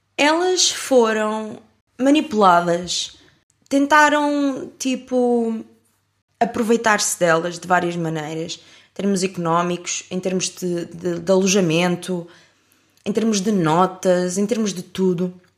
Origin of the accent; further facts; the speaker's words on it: Portugal; also born or lived in France; sou de Portugal